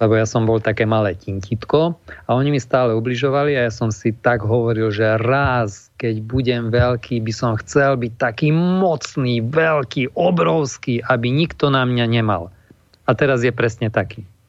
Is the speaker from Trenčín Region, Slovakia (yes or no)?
no; Košice, Košice Region, Slovakia; u nás v Košiciach